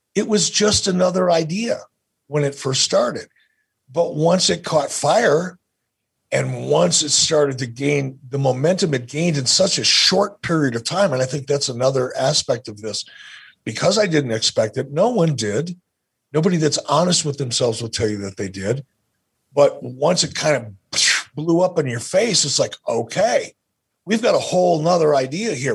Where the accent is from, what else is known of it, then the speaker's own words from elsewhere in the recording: Detroit, Michigan, United States; growing up as a kid, growing up in Detroit